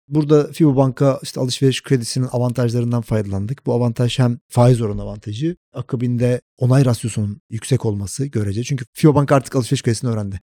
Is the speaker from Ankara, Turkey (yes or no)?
yes; Ankara, Turkey; moved away as an adult; now in Istanbul, Turkey; 1984 Ankara doğumluyum. Ankara'da çalışmaya başladım yaklaşık bir 10 sene boyunca.